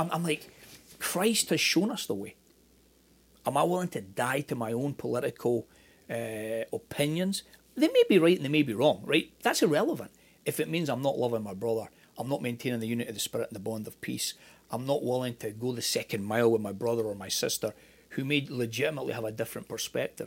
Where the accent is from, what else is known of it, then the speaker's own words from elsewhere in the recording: Scotland, United Kingdom; moved away as an adult; also born or lived in Northern Ireland; now in United States; I'm Scottish